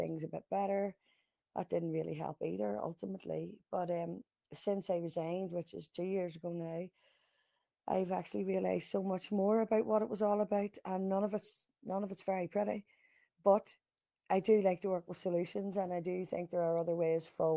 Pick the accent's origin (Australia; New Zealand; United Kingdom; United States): United Kingdom; Lurgan, Northern Ireland; I'm from Lurgan in the north